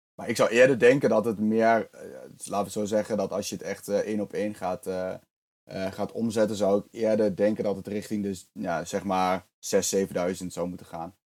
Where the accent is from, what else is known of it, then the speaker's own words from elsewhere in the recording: eastern Netherlands, Netherlands; also born or lived in Zwolle; ik kom uit het oosten van Nederland